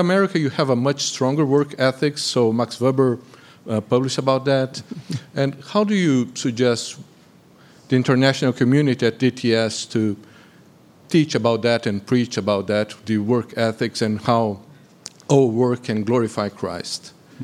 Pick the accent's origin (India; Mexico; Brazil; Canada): Brazil; English is a second language; moved away as an adult; now in United States; I'm a physician from Brazil